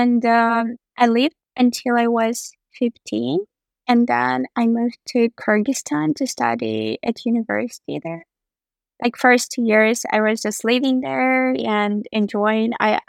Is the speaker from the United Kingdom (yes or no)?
no; Andijan, Andijan Region, Uzbekistan; born there; English is a second language; I was born in the city called Andijan, which is located about 4 or 5 hours from Tashkent. Tashkent is the capital of Uzbekistan.